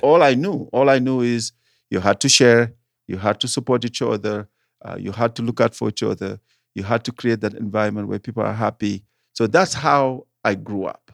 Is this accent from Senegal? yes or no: yes; Senegal; English is a second language; moved away as an adult; now in Denver, United States; I am originally from Senegal, West Africa, French speaking country.